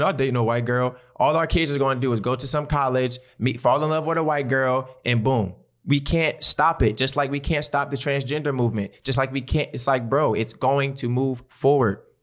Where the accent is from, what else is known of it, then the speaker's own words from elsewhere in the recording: Baltimore, Maryland, United States; I'm from West Baltimore. My people stay on the motherfucking east side.